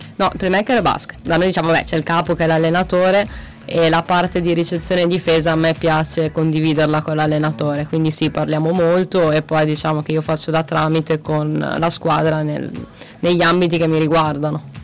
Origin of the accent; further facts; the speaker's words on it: Merano, Trentino-Alto Adige, Italy; now in Macerata, Italy; Arrivo dall'Alto Adige, da Merano